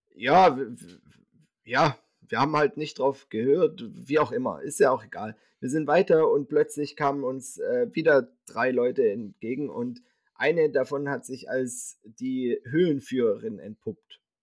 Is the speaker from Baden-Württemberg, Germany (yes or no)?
yes; Winterbach, Baden-Württemberg, Germany; hier in meinem Heimatort Winterbach